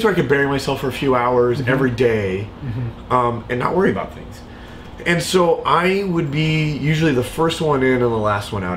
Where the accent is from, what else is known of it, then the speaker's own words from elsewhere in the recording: Auburn, Washington, United States; also born or lived in Seattle; I lived in Seattle, but I grew up in Auburn